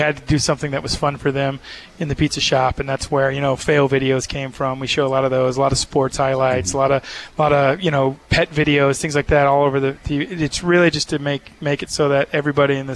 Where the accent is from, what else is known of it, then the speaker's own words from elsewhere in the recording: Texas, United States; now in Provo, United States; I'm from Texas. I grew up here